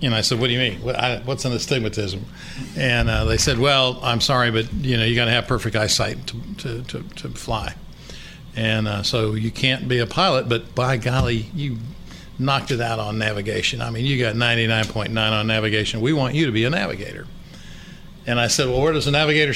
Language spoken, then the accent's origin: English; Cedar Rapids, Iowa, United States; moved away as an adult; also born or lived in Fayetteville, Arkansas; now in Little Rock, United States; I grew up in Cedar Rapids, Iowa.